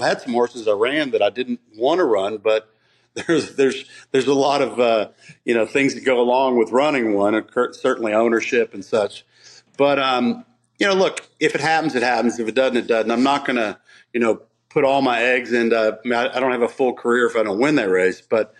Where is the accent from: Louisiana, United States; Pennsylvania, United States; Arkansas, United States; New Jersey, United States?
Arkansas, United States; born there; You know, I was born in Arkansas. Some people know that. Only because my father was in the military and my mother came to visit him.